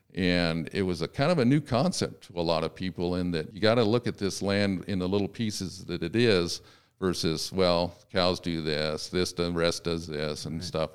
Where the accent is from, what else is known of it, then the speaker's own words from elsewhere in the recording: Sacramento, California, United States; I was born in Sacramento, California